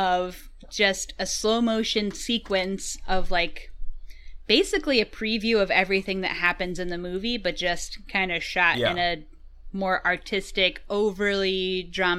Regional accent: United States; I am American

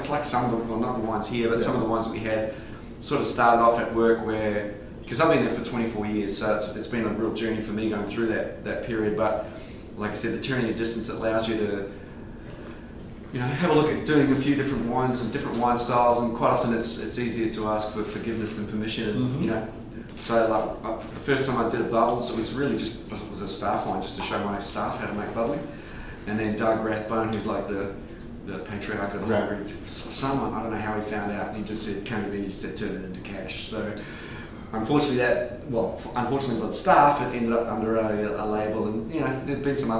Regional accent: Whangarei, Northland, New Zealand; moved away as an adult; now in Margaret River, Australia; I'm from a little town called Whangarei in Northland

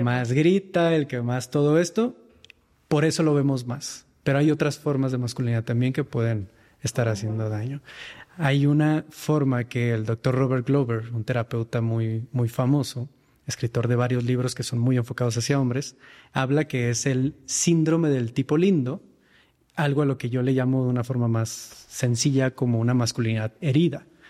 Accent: Mexicali, Baja California, Mexico; moved away as an adult; now in Mexico City, Mexico; Yo me encontraba en Mexicali en aquel entonces, en mi ciudad natal

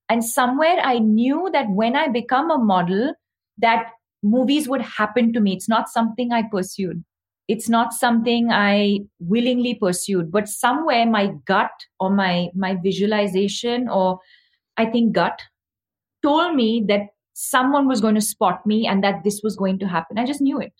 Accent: South India, India; because I came from South India and I had a very specific sort of accent, which I've had to work on, you know, over the years.

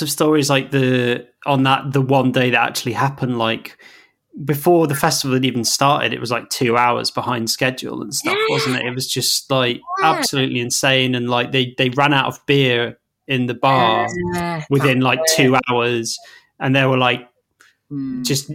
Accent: Clitheroe, North West England, United Kingdom; my hometown of Clitheroe

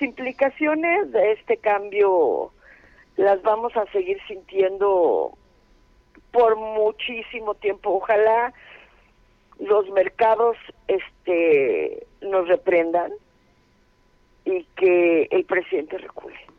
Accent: Mexico

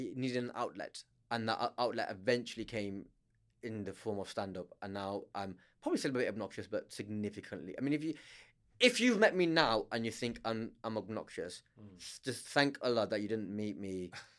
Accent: Blackburn, North West England, United Kingdom; moved away as an adult; also born or lived in London / Liverpool; I'm from Blackburn.

